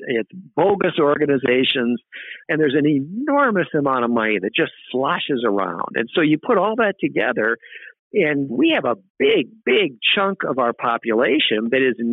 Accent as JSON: {"language": "English", "region": "South Dakota", "country": "United States", "tie": "born or raised there", "said": "I grew up in what would they call a big town in South Dakota"}